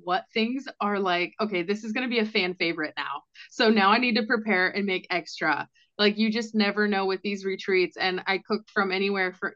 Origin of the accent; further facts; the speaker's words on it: Washington, United States; moved away as an adult; also born or lived in Scottsdale, Arizona; I moved from Washington State. That's where I grown up in that country lifestyle